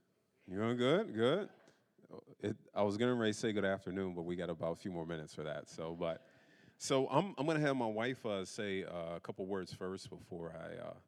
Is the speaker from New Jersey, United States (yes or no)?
no; Pittsburgh, Pennsylvania, United States; And so I'm from the Pittsburgh area.